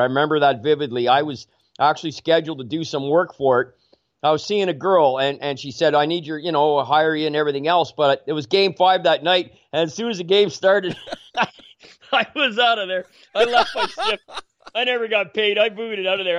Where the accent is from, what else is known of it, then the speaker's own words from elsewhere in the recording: Canada; I'm an Irish Canadian